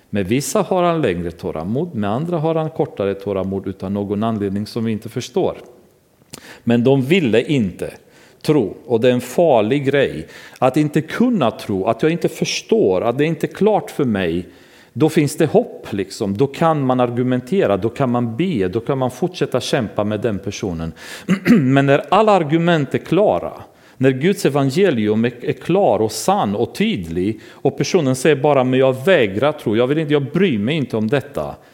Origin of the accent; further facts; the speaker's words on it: Romania; now in Sweden; Det gjorde vi hemma i Rumänien. Vi hyrde ett lokal i ett kulturhus och samlades där.